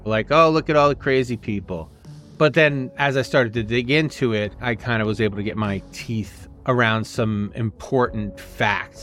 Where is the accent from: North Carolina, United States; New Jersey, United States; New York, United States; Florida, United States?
New Jersey, United States; where I grew up in New Jersey